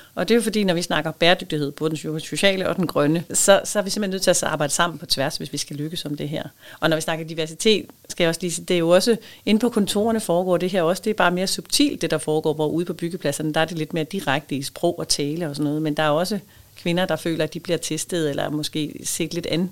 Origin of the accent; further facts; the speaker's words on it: South Funen, Southern Denmark, Denmark; jeg er vokset op faktisk på Sydfyn